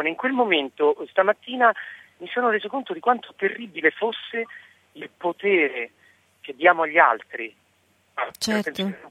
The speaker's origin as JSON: {"language": "Italian", "region": "Calabria", "country": "Italy", "tie": "born or raised there", "also_born_or_lived": "Rome", "said": "Eh, sono nato a Roma, ma in realtà sono di adozione calabrese e quindi in realtà sono stato fino a vent'anni in Calabria"}